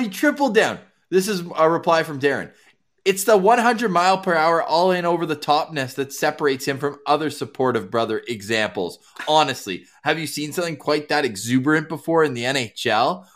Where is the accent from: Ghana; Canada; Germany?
Canada; Ottawa, Ontario; now in Winnipeg, Canada; born and raised in Ottawa